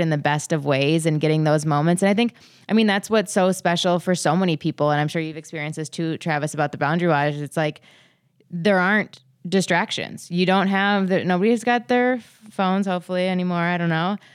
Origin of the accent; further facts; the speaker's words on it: Minnesota, United States; as a Minnesotan who loves the outdoors